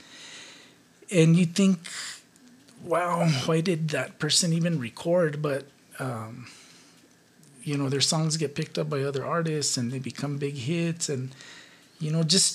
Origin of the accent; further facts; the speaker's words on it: Ribera, New Mexico, United States; I grew up in Rivera, a suburb of Rivera, actually. It's called El Coruco.